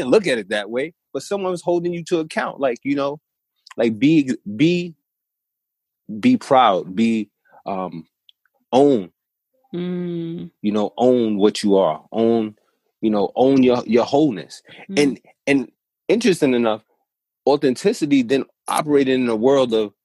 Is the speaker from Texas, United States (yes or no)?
no; New York City, New York, United States; I'm from New York City